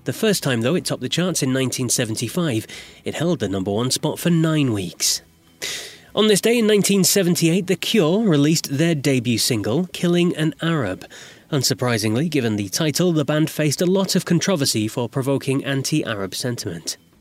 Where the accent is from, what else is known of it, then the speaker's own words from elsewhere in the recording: United Kingdom; I'm British